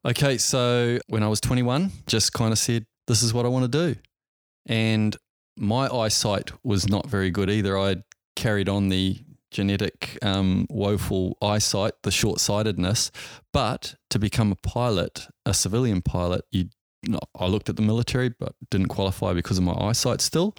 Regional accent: Auckland, New Zealand; I grew up in Auckland, New Zealand

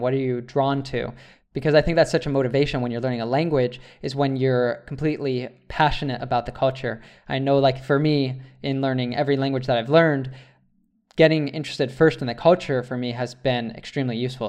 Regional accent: United States; as an American

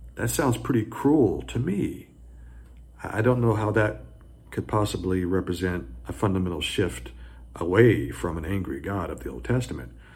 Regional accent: the South, United States; I grew up in the South.

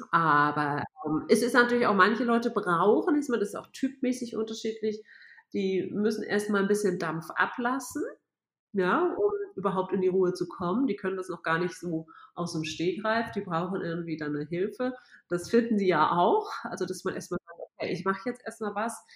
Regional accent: Hamburg, Germany; now in Munich, Germany; ich bin Hamburger, ja.

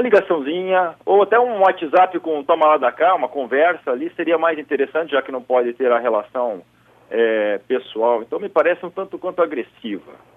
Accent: South Region, Brazil; como um bom sulista

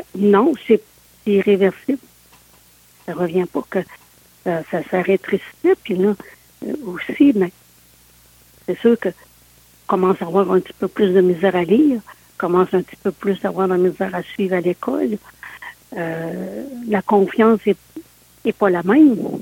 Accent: Sainte-Anne-de-Beaupré, Quebec, Canada; je suis née euh, à Saint-Anne-de-Beaupré

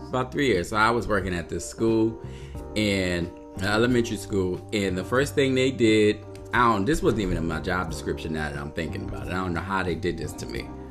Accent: New Haven, Connecticut, United States; I grew up in New Haven

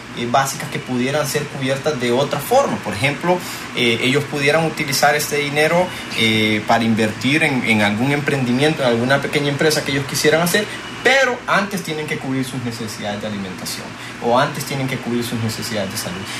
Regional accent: Honduras; ver como hondureños

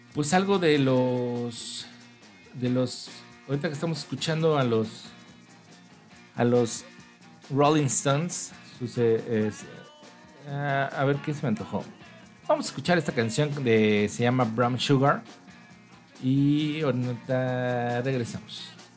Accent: Mexico City, Mexico; nuestra bella Ciudad de México

